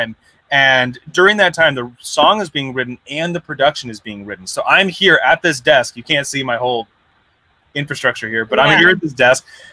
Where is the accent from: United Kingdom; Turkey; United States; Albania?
United States; Southern California; I'm from Southern California. I am not from the South